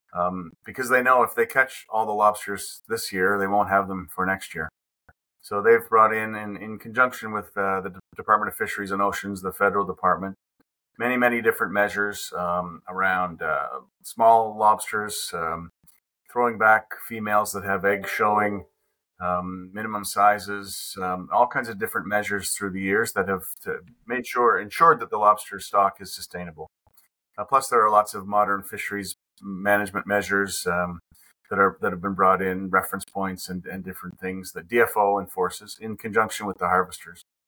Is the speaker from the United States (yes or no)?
no; Digby County, Nova Scotia, Canada; also born or lived in Quebec; I was born in Quebec, but I came out here when I was two years old, and I grew up in Digby County, which is uh, a rural part of Nova Scotia